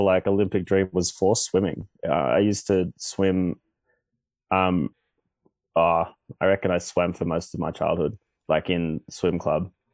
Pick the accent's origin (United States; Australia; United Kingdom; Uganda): Australia; growing up in Australia